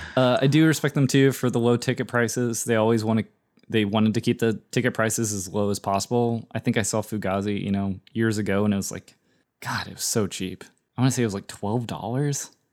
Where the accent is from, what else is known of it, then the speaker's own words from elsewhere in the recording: United States; we're American